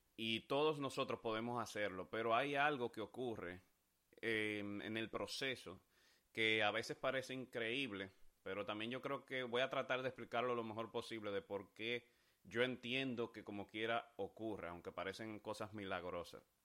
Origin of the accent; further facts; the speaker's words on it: Dominican Republic; mi país, República Dominicana